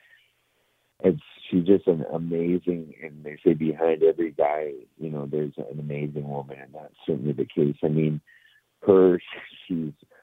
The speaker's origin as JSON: {"language": "English", "country": "Canada", "said": "I'm from Canada"}